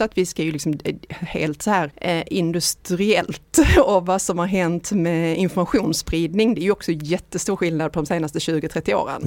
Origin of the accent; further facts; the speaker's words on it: Ystad, Skåne, Sweden; jag är ju uppväxt i Ystad